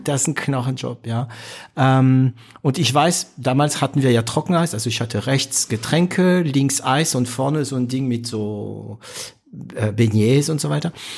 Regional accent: France; als Franzose

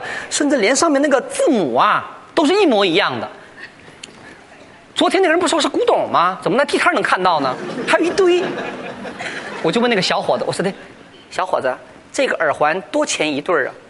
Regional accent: China; 我说的什么呀？还说我们中国人抠门呢，你们犹太人才是出了名的铁算盘。

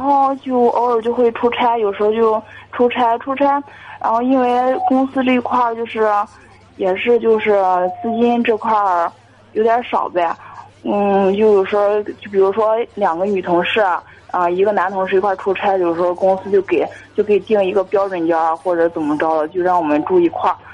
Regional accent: Jinan, Shandong, China; 我是济南的

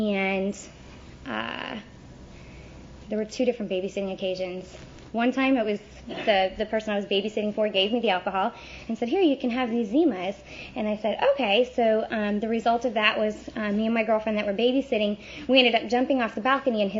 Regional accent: St. Louis, Missouri, United States; now in Tampa, United States; I grew up in St. Louis, Missouri.

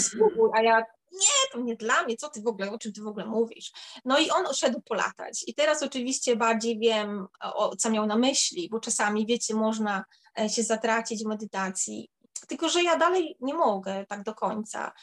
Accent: Warmian-Masurian Voivodeship, Poland; moved away as an adult; now in London, United Kingdom; u nas na Mazurach się nie, nie używa takiego słowa

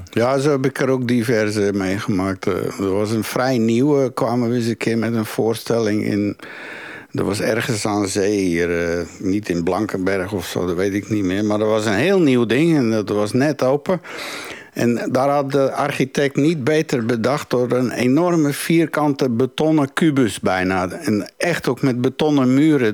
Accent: Woerden, Utrecht, Netherlands; moved away as an adult; also born or lived in Turkey; now in Belgium; in Nederland bijvoorbeeld, waar ik vandaan kwam, in Woerden

